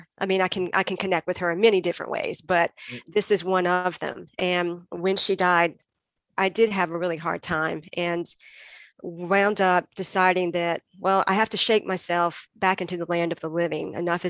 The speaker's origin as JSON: {"language": "English", "town": "Greenville", "region": "North Carolina", "country": "United States", "tie": "born or raised there", "said": "he used to play drums in various rock bands around my hometown of Greenville, North Carolina."}